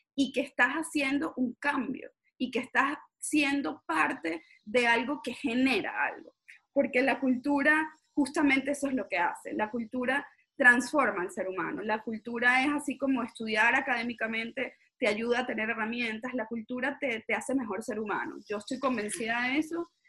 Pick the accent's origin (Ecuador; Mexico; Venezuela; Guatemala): Venezuela